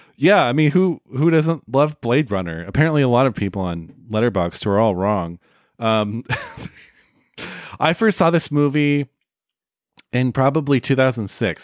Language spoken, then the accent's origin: English; Oakland, California, United States; there's a theater where I grew up in the Bay Area called the Grand Lake Theater in Oakland, California